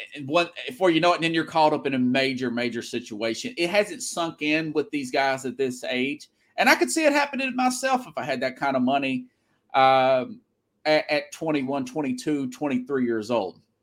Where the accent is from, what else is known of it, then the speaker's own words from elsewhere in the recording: Tennessee, United States; moved away; also born or lived in Florida / Denver; I'm from Tennessee, but actually lived on both coasts before. I've lived in Florida. I've lived in Denver.